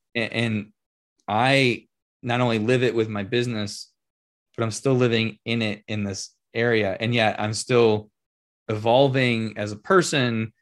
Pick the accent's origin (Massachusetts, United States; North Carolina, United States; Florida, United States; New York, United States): New York, United States; Rochester; I'm born and raised in Rochester